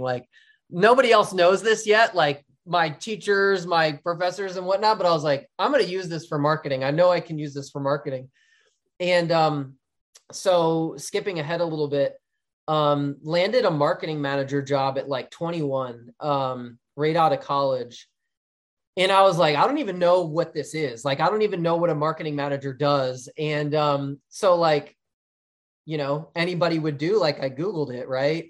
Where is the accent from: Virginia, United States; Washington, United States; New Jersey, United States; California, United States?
New Jersey, United States; Philadelphia area; moved away; I'm from the Philadelphia area, but in New Jersey, so Flyers, Eagles, Phillies, like, diehard th, into my blood, to my core